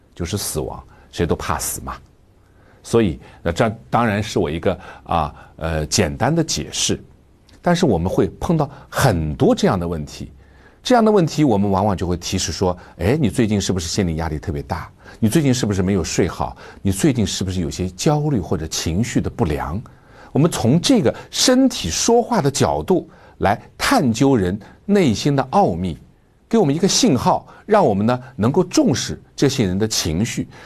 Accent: China; 作为中国人

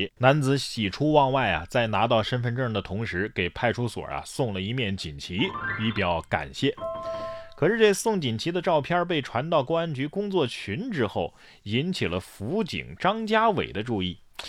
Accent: Sichuan, China; 咱们四川人也不能啊

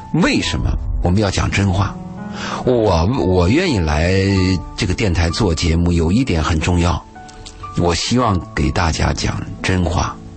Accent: China; 但是我们中国人这个分餐制啊

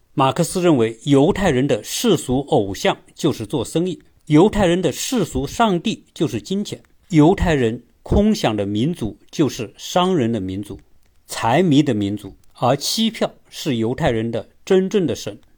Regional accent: China; 作为一个中国人

